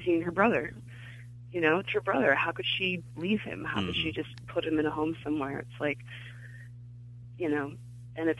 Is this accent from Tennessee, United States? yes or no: no; Glendale, California, United States; moved away as an adult; also born or lived in Chicago; I grew up in Glendale in California